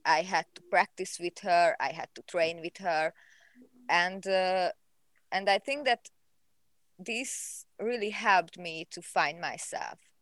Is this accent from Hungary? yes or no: yes; Hungary; I'm from Hungary.